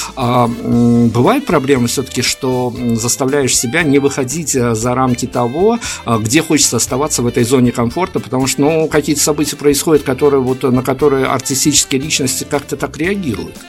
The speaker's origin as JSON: {"language": "Russian", "country": "Belarus", "said": "я как белорус говорю это достаточно ответственно"}